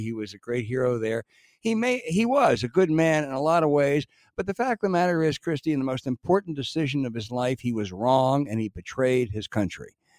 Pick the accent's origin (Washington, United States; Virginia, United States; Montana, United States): Virginia, United States; also born or lived in Orange, Virginia; I was born in Virginia